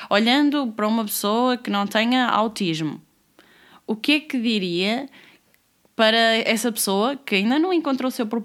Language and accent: Portuguese; Porto, Porto District, Portugal; now in Lisbon, Portugal; Estou em, em, Lisboa, Lisboa. Em Lisboa. Mas eu que... sou do Porto.